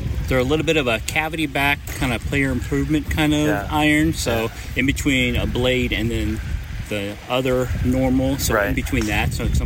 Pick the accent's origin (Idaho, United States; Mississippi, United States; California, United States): California, United States; Rocklin; I'm from Rockland, California.